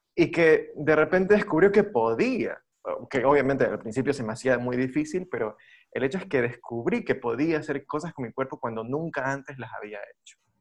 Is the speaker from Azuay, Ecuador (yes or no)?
no; Guayaquil, Guayas, Ecuador; moved away; ya no vivo en Guayaquil. pero soy guayaquileño